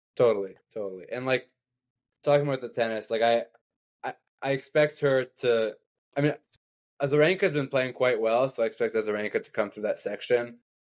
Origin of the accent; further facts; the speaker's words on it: Canada; as a Canadian